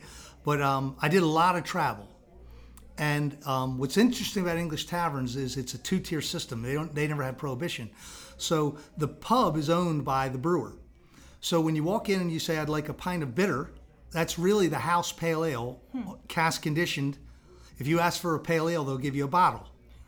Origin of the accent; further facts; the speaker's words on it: Baltimore, Maryland, United States; also born or lived in England; I'm a Baltimore native, born and bred in South Baltimore.